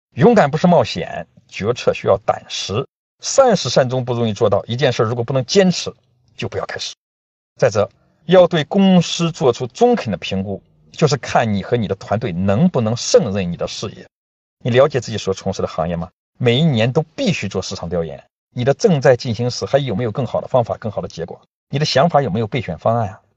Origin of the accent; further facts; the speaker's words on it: Yanzhou, Shandong, China; 在我的家乡三东兖州，有三句讲机会的方言